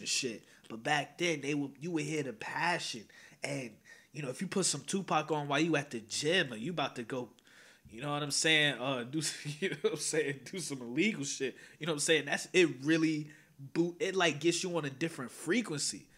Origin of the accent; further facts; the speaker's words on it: Teaneck, New Jersey, United States; I'm from Teaneck, New Jersey, born and raised